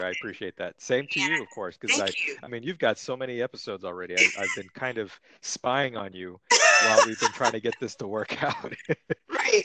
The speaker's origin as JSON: {"language": "English", "town": "Santa Monica", "region": "California", "country": "United States", "tie": "born or raised there", "said": "I'm I'm from Los Angeles. I grew up in Santa Monica. I've lived here over 30 years."}